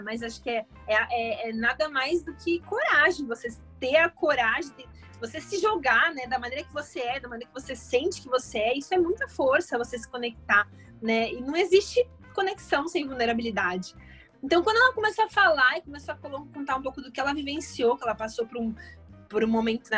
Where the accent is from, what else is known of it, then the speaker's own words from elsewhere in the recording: São Paulo, Brazil; now in Rio de Janeiro, Brazil; Bom, eu nasci em São Paulo, eu sou paulista. É, hoje eu moro no Rio, mas eu nasci em São Paulo.